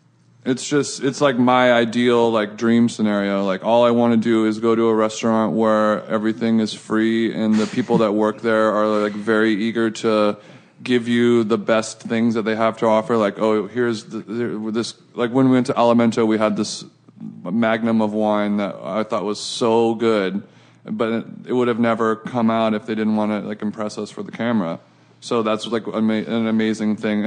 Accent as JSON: {"language": "English", "area": "Orange County", "region": "California", "country": "United States", "said": "I'm from Orange County"}